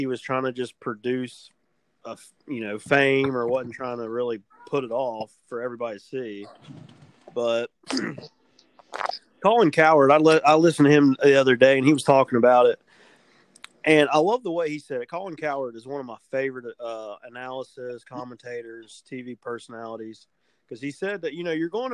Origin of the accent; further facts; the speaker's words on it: West Virginia, United States; we're from West Virginia